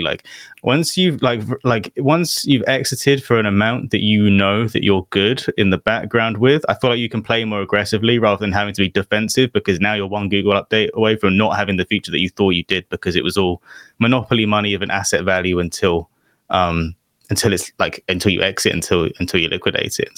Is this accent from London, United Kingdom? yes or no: yes; London, United Kingdom; I'm from London